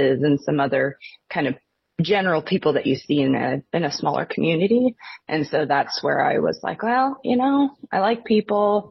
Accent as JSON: {"language": "English", "town": "Newport", "region": "Washington", "country": "United States", "tie": "born or raised there", "said": "I grew up in northern Washington"}